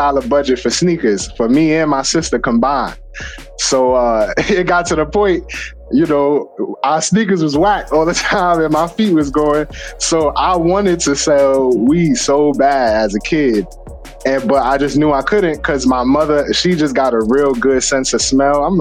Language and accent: English; New York City, New York, United States; I'm from the Bronx, New York. I grew up on 181st, a block off of Webster